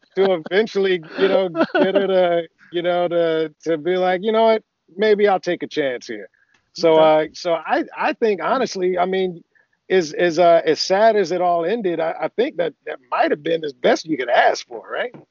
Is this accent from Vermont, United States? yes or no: no; Athens, Georgia, United States; moved away as an adult; also born or lived in Augusta, Georgia; now in California, United States; I, grew up in Athens, Georgia. I was born in Augusta